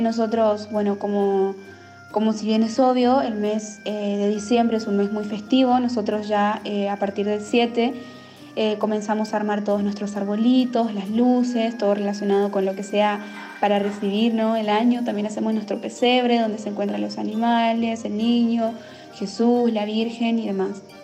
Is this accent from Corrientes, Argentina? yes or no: yes; Corrientes, Argentina; moved away; vengo desde Argentina. Ya sea a nivel departamental, a nivel provincial, que es Corrientes